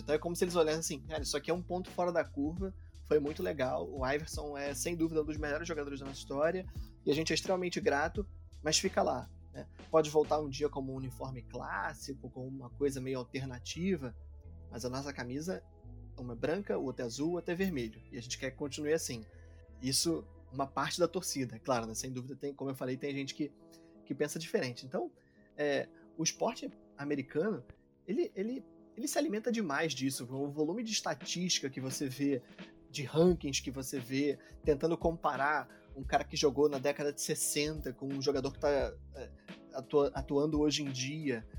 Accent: Brazil; como brasileiro

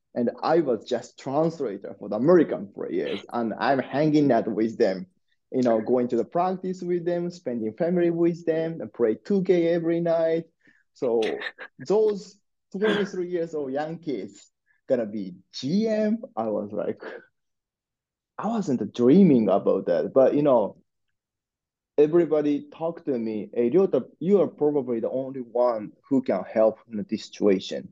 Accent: Osaka, Japan; I born and raised in Osaka, uh, which the second largest town in Japan

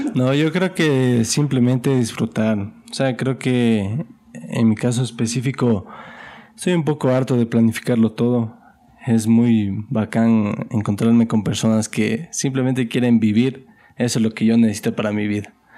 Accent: Ecuador; como ecuatoriano

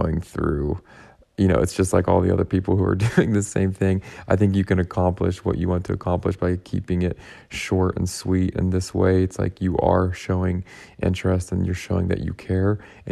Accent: Pittsburgh, Pennsylvania, United States; I'm from Pittsburgh

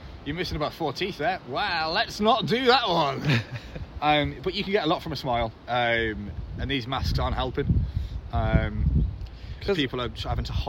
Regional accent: Telford, West Midlands, United Kingdom; I'm from Telford, and there's no fucking accent.

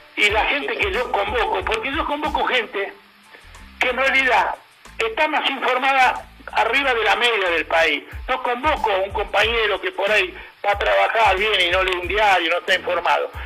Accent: Argentina; Ya te estoy hablando como argentino

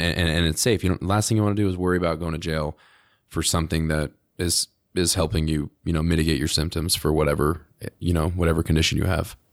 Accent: New Jersey, United States; now in Utah, United States; I'm from New Jersey originally

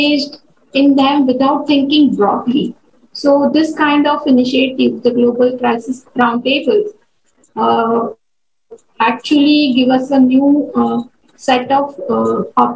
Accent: India; In my home country, India

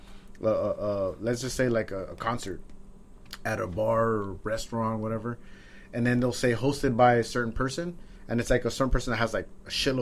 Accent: Covina, California, United States; also born or lived in Huntington Park / El Monte / Fontana; now in West Covina, United States; I grew up in Covina

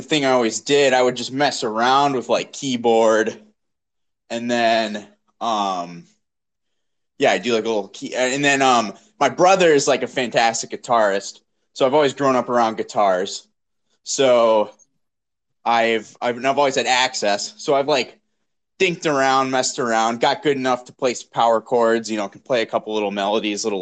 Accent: Wisconsin, United States; also born or lived in Philadelphia, Pennsylvania; Dad moved the family for work over here and been here ever since.

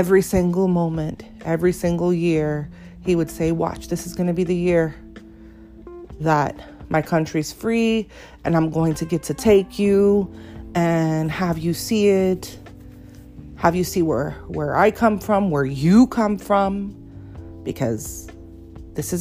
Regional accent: Miami, Florida, United States; I was born and raised in Miami, but I am a first-generation American

